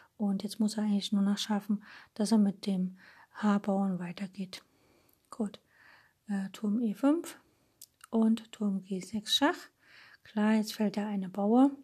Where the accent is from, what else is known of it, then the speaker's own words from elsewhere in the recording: Dresden, Saxony, Germany; als Dresdner